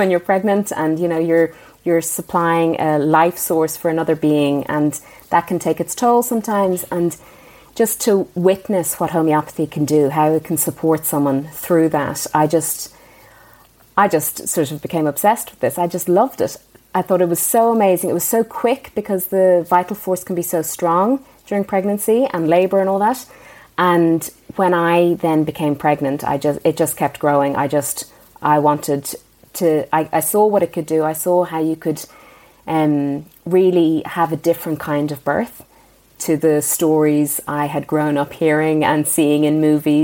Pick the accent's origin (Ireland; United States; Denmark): Ireland; moved away; growing up in Ireland